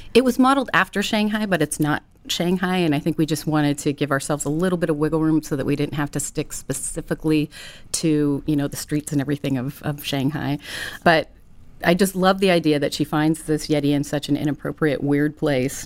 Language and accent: English; Ventura, California, United States; a tomboy growing up in Ventura, skateboarding, surfing, camping